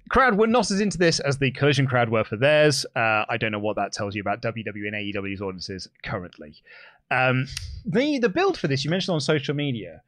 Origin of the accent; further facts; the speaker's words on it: United Kingdom; I'm British